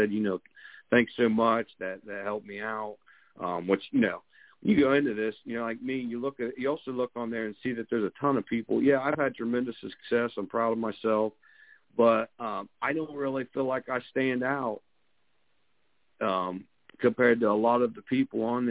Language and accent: English; southeastern Ohio, United States; moved away as an adult; also born or lived in Boston, Massachusetts / Quincy, Massachusetts; I grew up in southeastern Ohio, and I've been back in Ohio since 2008, so about an hour southeast of Columbus, Ohio